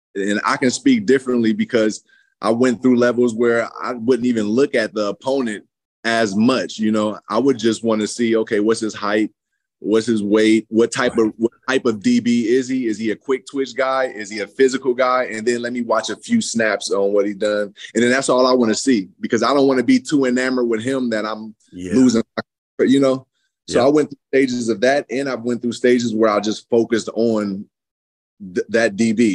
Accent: San Francisco, California, United States; moved away as an adult; also born or lived in Fairfield, California / Lexington, Kentucky; I came from San Francisco, was the yeah. inner city point.

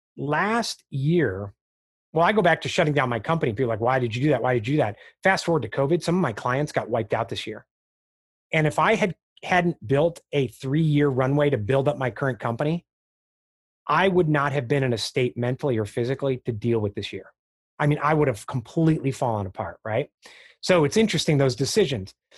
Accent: Chicago, Illinois, United States; I grew up in Chicago, the Chicago area

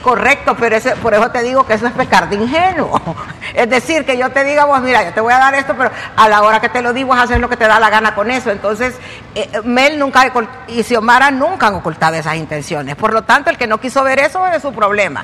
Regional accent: Honduras; soy hondureña

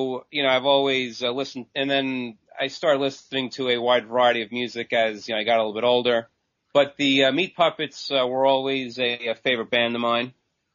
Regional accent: Long Island, New York, United States; Sure. I'm from Long Island, New York, and I've been writing since about 1997.

